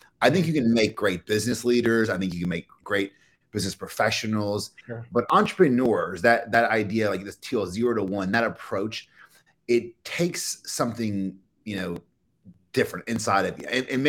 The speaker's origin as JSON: {"language": "English", "region": "Kentucky", "country": "United States", "said": "even the way I speak now, I don't sound like I'm from Kentucky."}